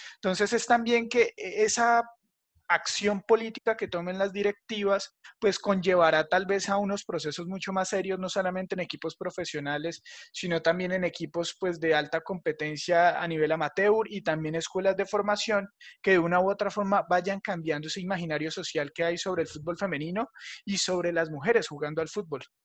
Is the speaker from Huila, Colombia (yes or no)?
yes; Neiva, Huila, Colombia; nosotros que somos de acá del Huila, de acá de Neiva